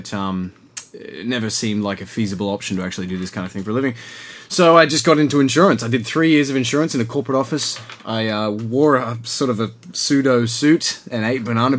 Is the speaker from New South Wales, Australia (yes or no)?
yes; Blue Mountains, New South Wales, Australia; moved away; Yeah, I grew up in the Blue Mountains, which is sort of the Ulu of Sydney in a way.